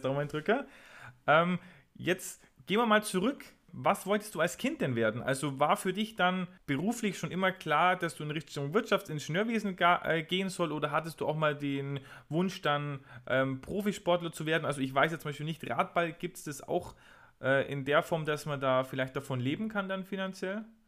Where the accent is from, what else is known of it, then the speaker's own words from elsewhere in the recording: a home town near Lauingen, Bavaria, Germany; Lauingen ist, glaube ich, drei, vier Kilometer von meiner Heimatstadt entfernt